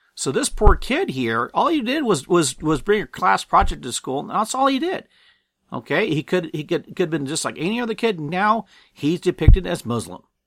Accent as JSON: {"language": "English", "town": "Apple Valley", "region": "California", "country": "United States", "tie": "born or raised there", "said": "I was born and raised in Apple Valley, California"}